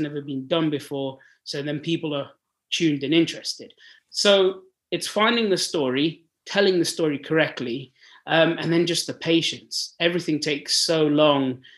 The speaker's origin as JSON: {"language": "English", "country": "Sudan", "tie": "born or raised there", "moved": "yes", "said": "I'm born and bred in Africa. I'm born in Sudan, uh, and I grew oh. up there"}